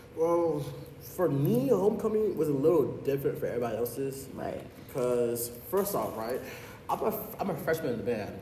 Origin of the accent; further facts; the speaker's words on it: Broward County, Florida, United States; a first year computer science scholar hailing from Broward County, Florida.